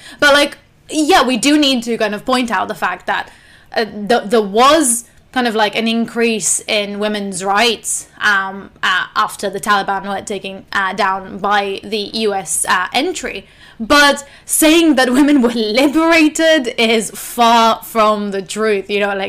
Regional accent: Israel; obviously, growing up in Israel and Palestine.

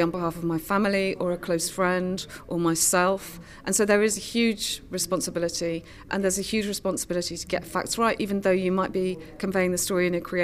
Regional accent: Cardiff, Wales, United Kingdom; I'm from Cardiff

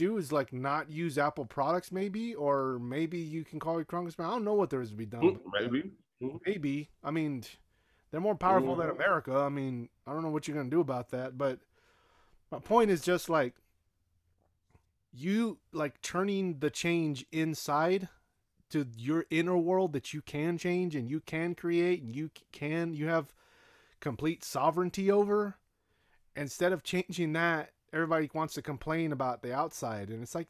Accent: Nigeria; But Nigerians are some of the most racist people I ever met in my life. And I'm saying that from being Nigerian.

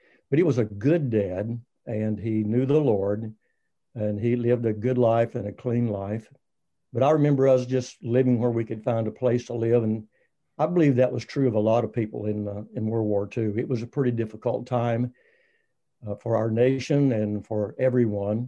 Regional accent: Waco, Texas, United States; I was born in Waco, Texas.

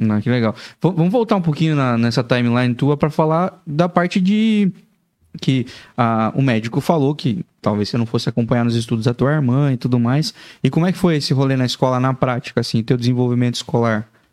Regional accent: interior of Paraná, Brazil; now in Joinville, Brazil; eu sou do interior do Paraná

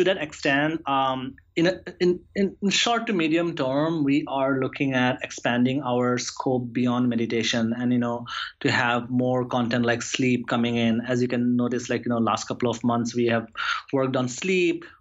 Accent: Assam, India; also born or lived in New York; now in San Francisco, United States; It's my homeland. It's state in India

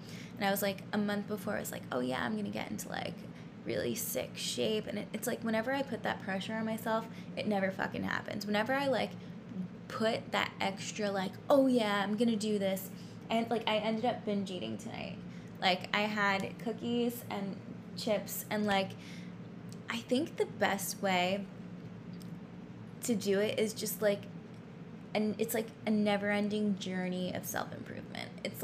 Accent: New York City, New York, United States; now in Los Angeles, United States; I'm from New York City. Lived there for 5 years.

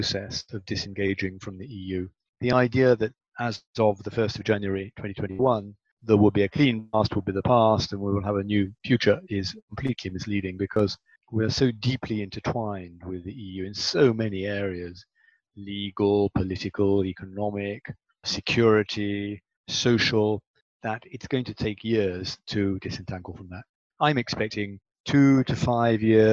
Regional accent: United Kingdom; I did 40 years as a British diplomat

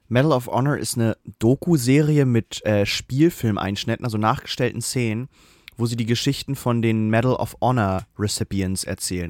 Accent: Germany; als Deutscher

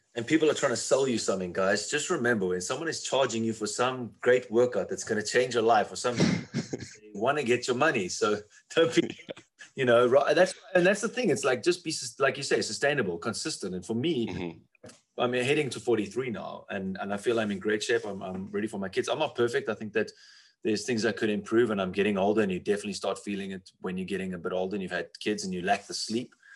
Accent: South Africa; where I come from South Africa

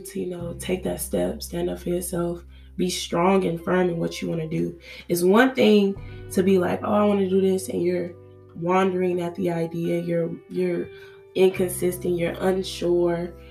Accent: Nigeria; growing up, being a Nigerian girl, Nigerian child

